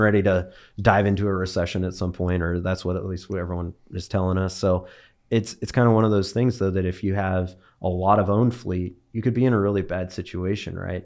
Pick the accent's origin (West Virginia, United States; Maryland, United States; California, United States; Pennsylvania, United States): California, United States; Bakersfield; moved away as an adult; also born or lived in Bay Area, California; now in Dallas, United States; grew up in Bakersfield, California. Born and raised there